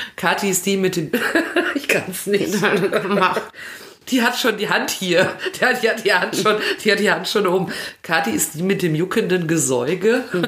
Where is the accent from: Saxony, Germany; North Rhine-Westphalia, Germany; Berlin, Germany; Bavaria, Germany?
North Rhine-Westphalia, Germany; Hamm; Bei mir war es das Galilei-Gymnasium zu Hamm